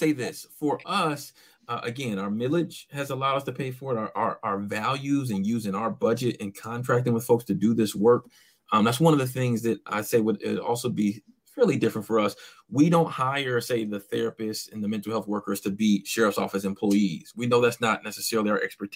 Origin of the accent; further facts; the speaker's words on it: Inkster, Michigan, United States; also born or lived in Taylor, Michigan; growing up in Inkster, primarily African-American community with a white mother